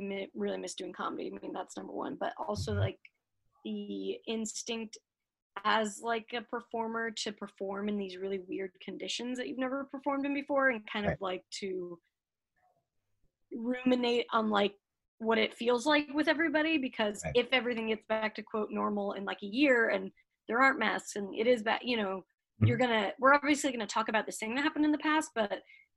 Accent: Salt Lake City, Utah, United States; now in Los Angeles, United States; I was raised in Salt Lake

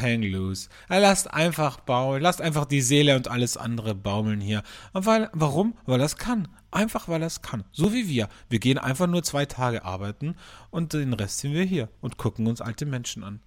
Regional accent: Vienna, Austria; bei uns in Wien

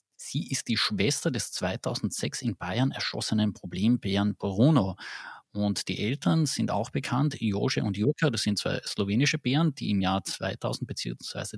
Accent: Carinthia, Austria; bei uns in Kärnten

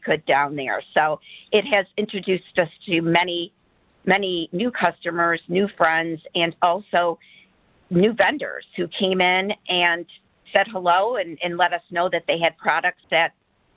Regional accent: Detroit, Michigan, United States; We were raised in the Detroit area

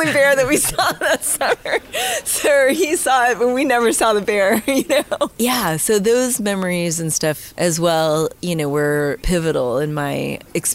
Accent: Mill Valley, California, United States; also born or lived in San Francisco; I grew up in Mill Valley in Marin County

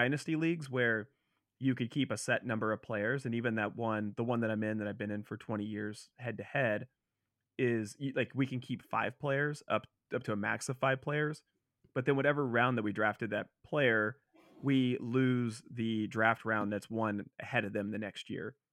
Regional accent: Cincinnati, Ohio, United States; I'm from Cincinnati

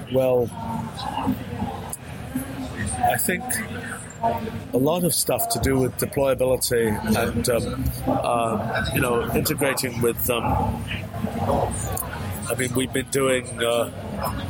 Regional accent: England, United Kingdom; I was born in England

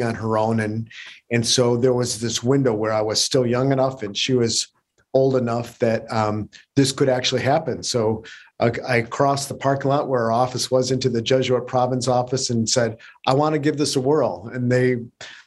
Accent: Detroit, Michigan, United States; moved away as an adult; also born or lived in Berkeley / Chicago / San Francisco; They sent me back to my hometown

